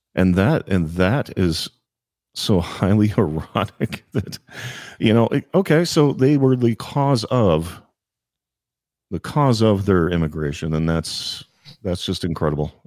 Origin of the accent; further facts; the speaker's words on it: Virginia, United States; moved away as an adult; also born or lived in Washington, D.C.; I grew up on the other side of the river in, uh, uh, Virginia